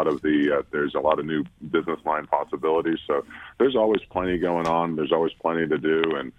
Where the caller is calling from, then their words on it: Washington, District of Columbia, United States; I'm down in D.C.